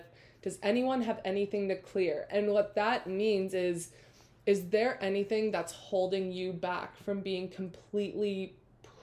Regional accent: Tampa, Florida, United States; moved away as an adult; also born or lived in Chapel Hill, North Carolina; I was back in Tampa. That's my hometown

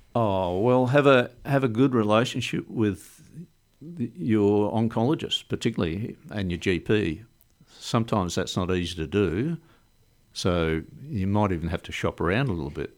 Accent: Melbourne, Victoria, Australia; moved away as an adult; now in Port Lincoln, Australia; I grew up in Melbourne. I was born in Melbourne and spent twenty-five years in Melbourne

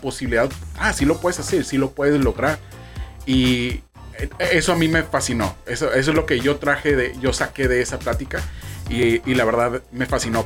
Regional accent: Mexico; also born or lived in Baja California; que no tranza no avanza es un lema que, que tenemos como mexicanos

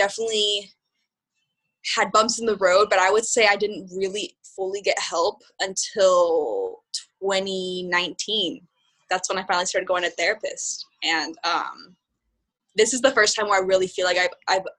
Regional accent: Southern California, United States; moved away as an adult; also born or lived in San Francisco; now in New York, United States; I'm from Southern California, and I moved to San Francisco for college right when I turned 18

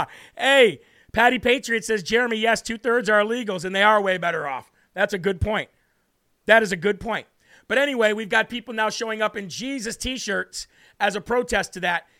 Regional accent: United States; I, as an American

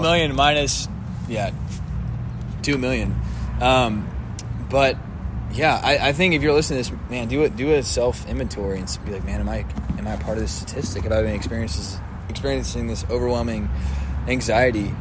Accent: Dallas, Texas, United States; I'm from Dallas, and grew up in church.

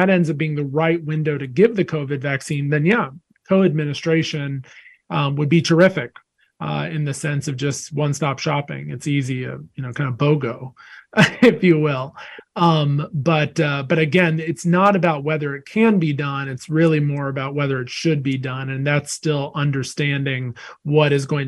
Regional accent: Wilmington, North Carolina, United States; I grew up in Wilmington, North Carolina

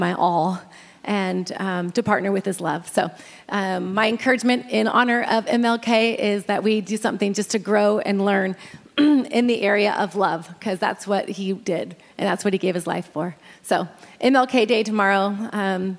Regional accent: Northern California, United States; moved away as an adult; now in Greenville, United States; growing up in Northern California and raising our kids there

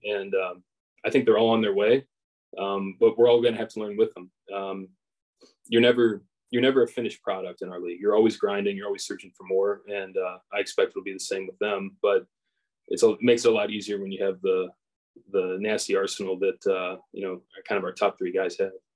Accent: Edgewood, Kentucky, United States; I grew up in the Northern Kentucky area. Um, grew up in like Edgewood, Crestview Hills area.

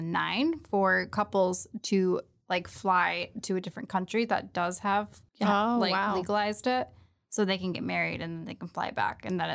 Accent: United States; I am white. I am American.

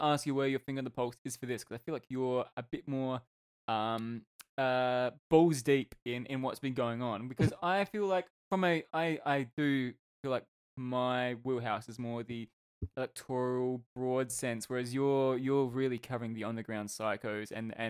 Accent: Australia; being an Australian

